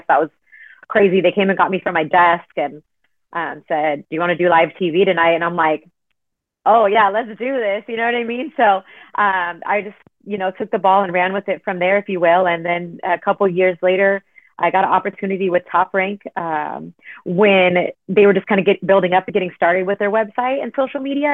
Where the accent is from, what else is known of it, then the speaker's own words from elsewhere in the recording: Southern California, United States; growing up in Southern California